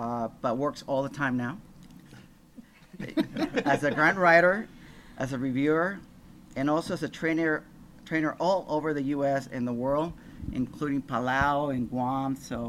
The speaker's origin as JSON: {"language": "English", "country": "Mexico", "tie": "born or raised there", "said": "So, which is growing up in Mexico, I I was 9 or 10, and I was the youngest"}